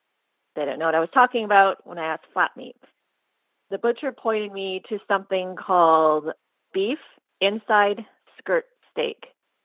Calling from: Houston, Texas, United States; from Houston, Texas.

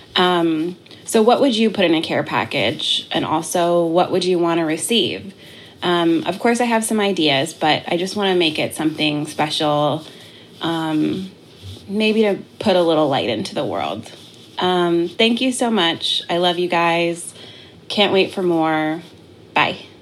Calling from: Florida, United States; I'm calling from Florida

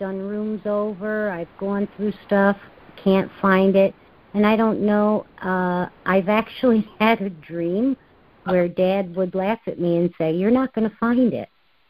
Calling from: Albany, New York, United States; from Albany, New York.

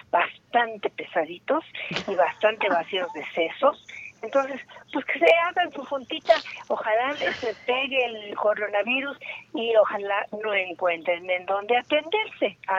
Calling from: Naucalpan, State of Mexico, Mexico; de Naucalpan.

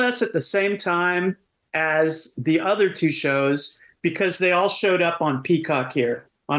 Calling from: Seattle, Washington, United States; I'm greeting from Seattle.

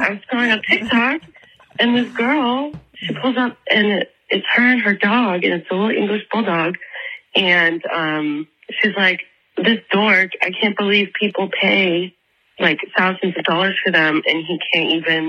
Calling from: Atlanta, Georgia, United States; I'm calling from Atlanta, Georgia.

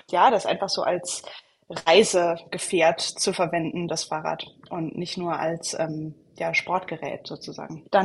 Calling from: West Lafayette, Indiana, United States; Hallo, ich bin zugeschaltet aus West Lafayette, Indiana in den USA.

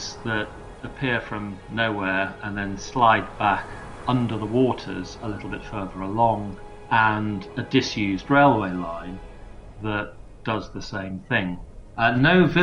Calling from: London, United Kingdom; I'm calling in from London

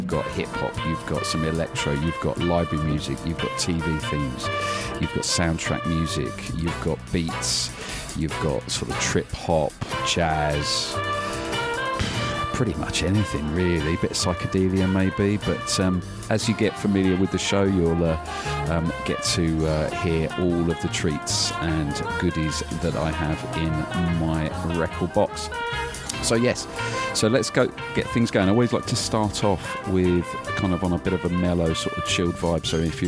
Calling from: Brighton, South East England, United Kingdom; So yes, I'm coming from Brighton, down on the south coast of the UK

